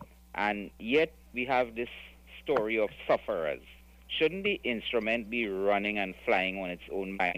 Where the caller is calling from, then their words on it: Penal, Trinidad & Tobago; I'm calling from Pinal.